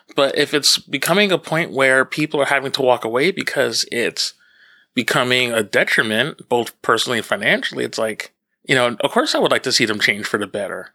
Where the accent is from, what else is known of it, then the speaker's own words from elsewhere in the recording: Northeastern New Jersey, United States; now in Long Island, United States; where I grew up in New Jersey